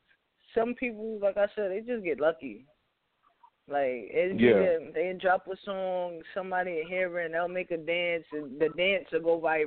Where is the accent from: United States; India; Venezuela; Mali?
United States; New York City, New York; I'm a New Yorker. I'm a Bronx kid